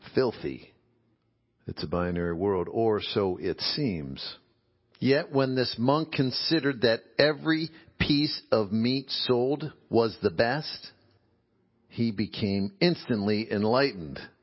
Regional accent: Midwest, United States; growing up in the Midwest

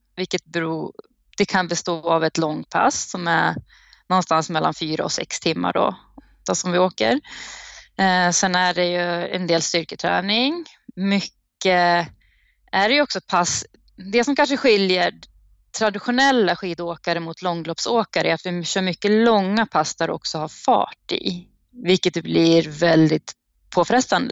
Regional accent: Uppsala, Uppsala County, Sweden; moved away

